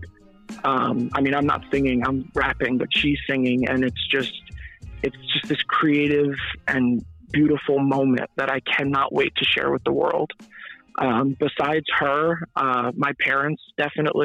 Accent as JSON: {"language": "English", "town": "Easton", "region": "Pennsylvania", "country": "United States", "tie": "born or raised there", "also_born_or_lived": "New York", "said": "I was born in New York, but I've pretty much grew up in Easton, so that's the city I'll be repping from here on out."}